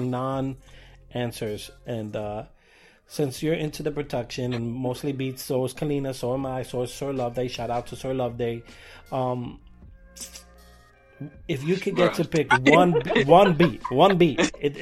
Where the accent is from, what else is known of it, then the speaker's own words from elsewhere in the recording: New York City, New York, United States; I grew up here in New York and Brooklyn